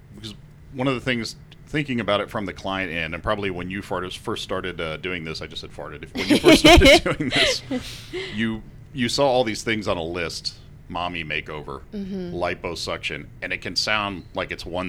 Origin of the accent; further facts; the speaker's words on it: Texas, United States; I'm Texan.